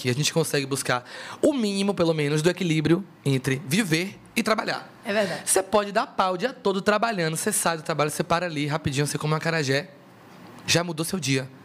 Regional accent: Salvador, Bahia, Brazil

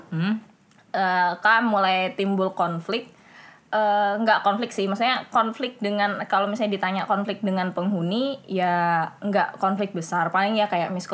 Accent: Kalimantan, Indonesia; karena ibunya tahu kita dari Kalimantan maksudnya dari luar Jawa

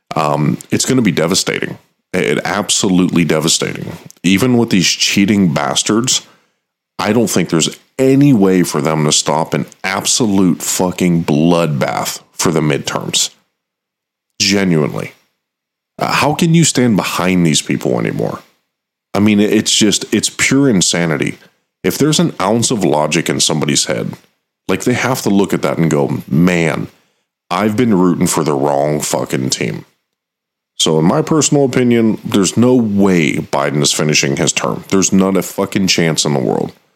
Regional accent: United States; I'm American.

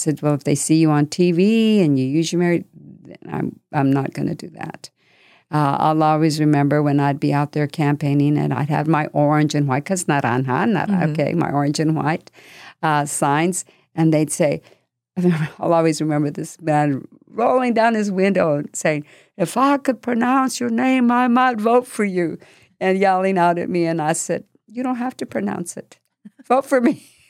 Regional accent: New Mexico, United States; Because I came from New Mexico, and you've got to remember that politics over there and the scene is very different.

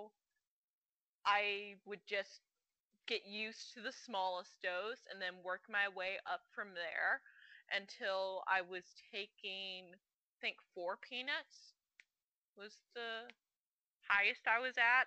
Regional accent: Birmingham, Alabama, United States; I'm from Birmingham, Alabama

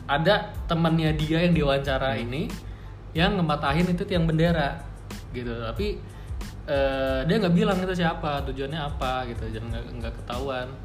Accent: Papua, Indonesia; kenapa karena gue dari Papua lu ngatain gue monyet karena bentuk fisik gue begitu

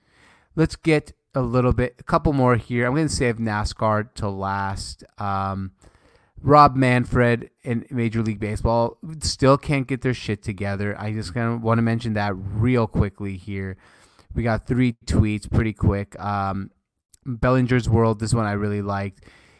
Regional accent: Syria; English is a second language; Like, I'm Syrian. I was born in Syria.

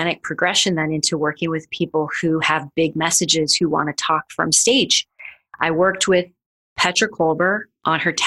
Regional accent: Missouri, United States; now in New York City, United States; I am from Missouri, and I literally moved to New York City to pursue a career in classical dance

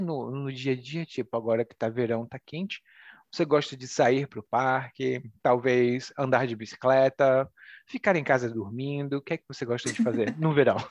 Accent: Brazil

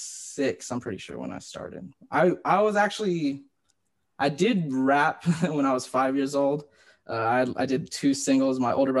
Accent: Tulsa, Oklahoma, United States; also born or lived in Columbia, South Carolina / Broken Arrow, Oklahoma; I kind of just always grew up in Tulsa.

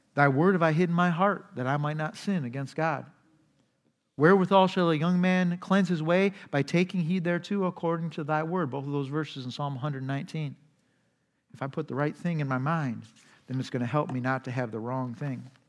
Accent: United States; our society, American society

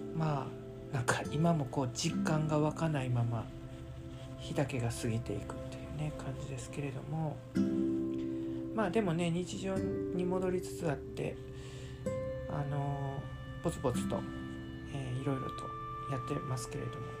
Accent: Kansai, Japan; 関西人なんで

